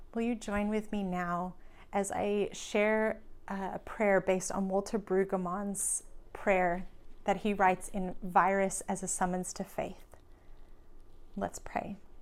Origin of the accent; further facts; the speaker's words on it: Australia; now in United States; I'm from Australia